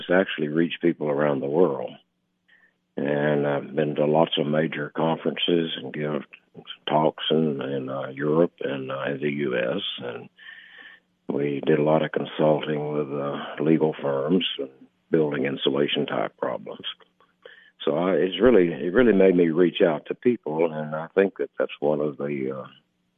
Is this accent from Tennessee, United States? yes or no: yes; West Tennessee, United States; also born or lived in Knoxville, Tennessee / Oak Ridge, Tennessee; now in Algood, United States; I was born in West Tennessee